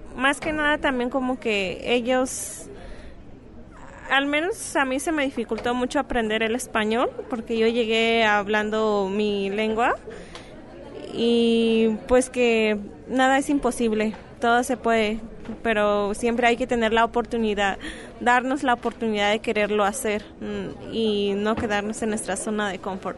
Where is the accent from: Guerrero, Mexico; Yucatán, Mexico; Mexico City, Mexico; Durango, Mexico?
Guerrero, Mexico; now in Guadalajara, Mexico; vengo del estado de Guerrero, pertenezco al pueblo indígena Tlapaneco